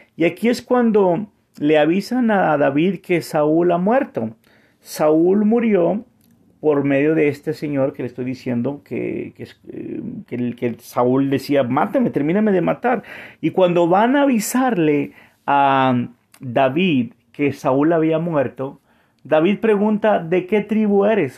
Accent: Monterrey, Nuevo León, Mexico; moved away as an adult; also born or lived in San Antonio, Texas / Vancouver, Canada; now in Montreal, Canada; yo soy de Monterrey, México

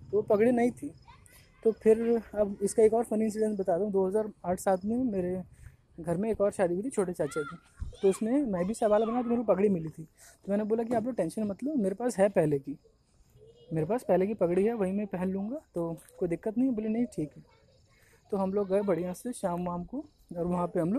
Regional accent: Jharkhand, India; मेरा गांव गढ़वा डिस्ट्रिक्ट झारखंड में पड़ता है

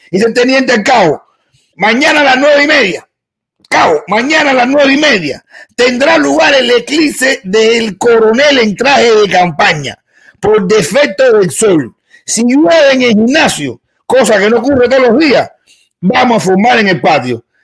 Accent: Cuba; No se puede callar a un cubano porque nosotros somos bilingües de nacimiento. Nosotros hablamos español y mierda.

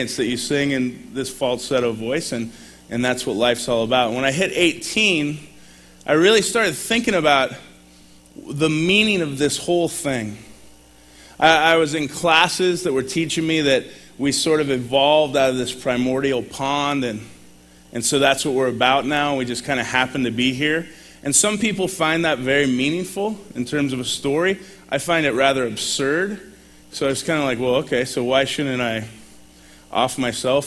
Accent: California, United States; moved away as an adult; also born or lived in Sacramento, California / La Grande, Oregon; now in Portland, United States; I moved to LeGrand after I grew up in California.

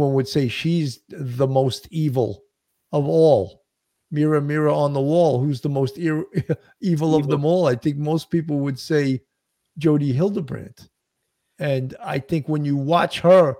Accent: New York, United States; I'm a New Yorker

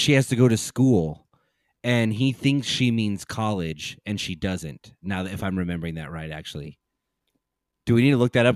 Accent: San Antonio, Texas, United States; also born or lived in Dallas; I grew up in San Antonio

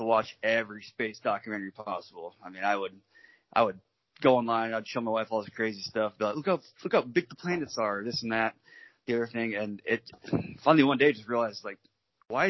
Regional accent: Washington, United States; I'm from Washington, over in the States, but Washington State.

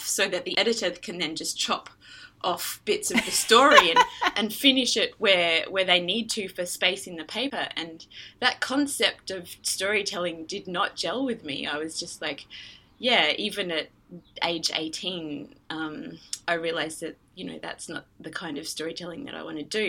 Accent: Queensland, Australia; I grew up in Australia in the state of Queensland

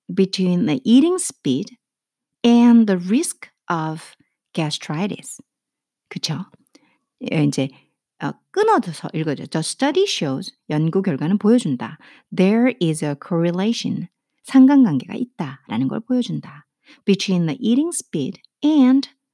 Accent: South Korea; first language Korean; 한국말이 제 모국어잖아요

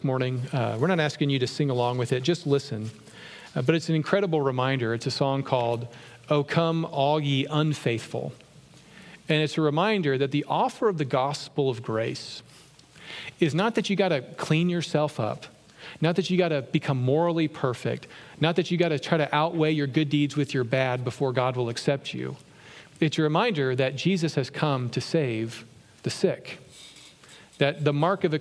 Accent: Virginia, United States; when I grew up in Virginia

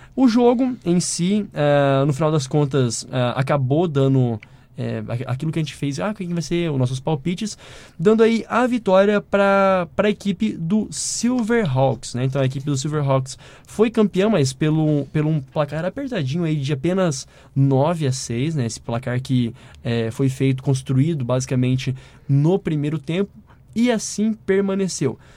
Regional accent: São José do Rio Preto, São Paulo, Brazil; Rio Preto, Vailers lá da minha cidade

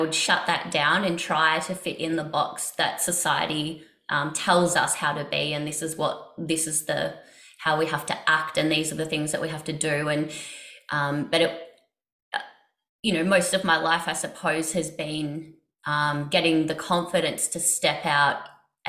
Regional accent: Australia; I grew up in Australia

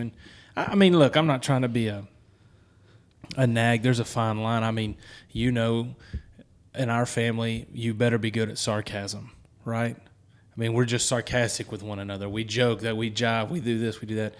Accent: the South, United States; Holy Ghost is how we Southerners talk about the Holy Spirit.

